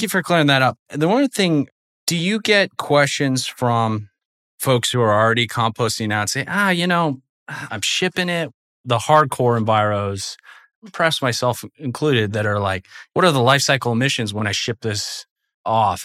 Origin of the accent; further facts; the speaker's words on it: Portland, Oregon, United States; I grew up in Portland, Oregon